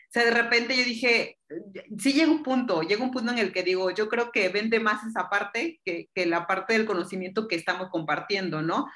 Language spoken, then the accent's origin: Spanish; Mexico; yo soy enfermera mexicana